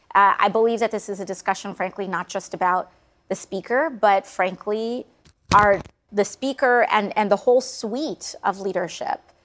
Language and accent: English; New York City, New York, United States; I'm also a New Yorker